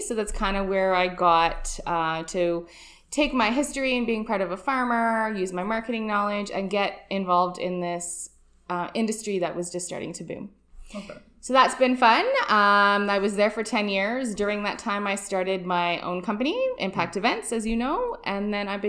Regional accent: Oliver, British Columbia, Canada; now in Kelowna, Canada; I am born and raised in the Okanagan. So I grew up in Oliver, which is a little small town outside of Suyas, for those people who may not know. So it's about an hour and a half south drive here. So grew up there. I grew up on a fruit orchard.

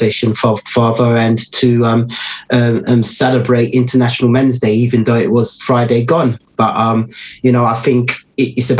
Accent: London, United Kingdom; growing up in Tottenham

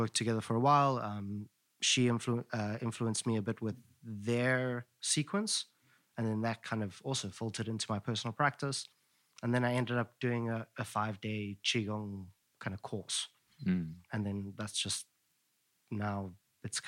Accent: Johannesburg, Gauteng, South Africa; I grew up in Johannesburg

